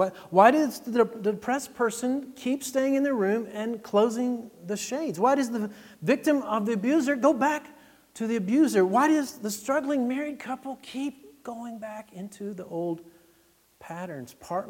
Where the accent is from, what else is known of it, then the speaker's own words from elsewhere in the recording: Texas, United States; My experience was I came from Texas, where it's 100 degrees in the fall, and you've got a few trees, but not a lot. And then we moved to Massachusetts in the first fall.